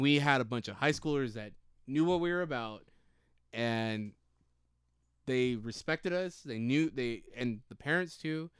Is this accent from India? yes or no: no; Rialto, California, United States; we are from SoCal. And we, me and Bosky went to Eisenhower High School